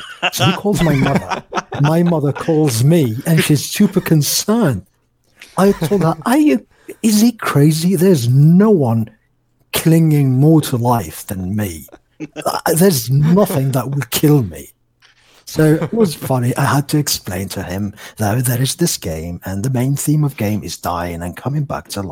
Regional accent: Algeria; my country here in Algeria

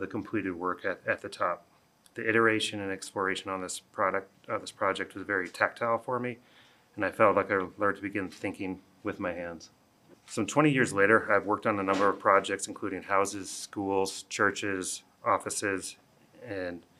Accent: Boulder, Colorado, United States; I'm a local architect. I grew up in Boulder

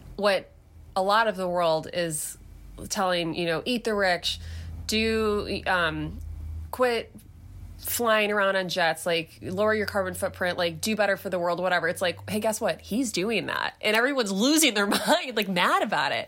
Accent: southeastern Michigan, United States; I was born and raised in southeastern Michigan

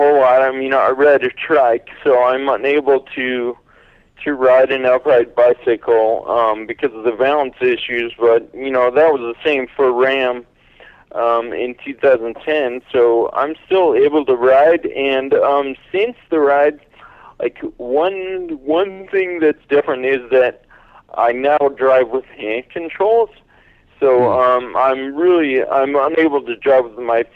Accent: Northern California, United States; moved away as an adult; now in Pennsylvania, United States; I grew up in Northern California, and I lived here until about 5 years ago.

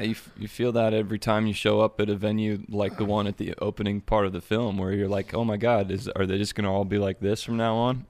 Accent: Springfield, Ohio, United States; The one I'm from is is the big Springfield in between um, Dayton and Columbus

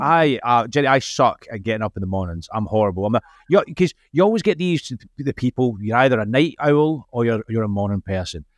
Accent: Scotland, United Kingdom; accent: Scottish; being Scottish, the accent

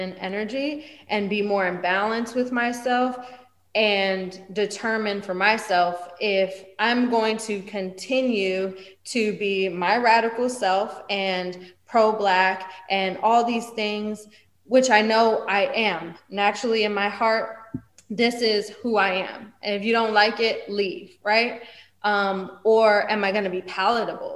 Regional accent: East Coast, United States; I'm from the East Coast

